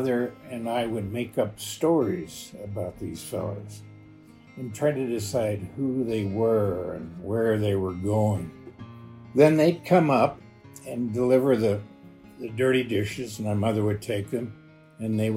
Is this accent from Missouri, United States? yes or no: yes; West St. Louis County, Missouri, United States; I grew up in West St. Louis County, and I grew up off an original alignment of 66 that was my home.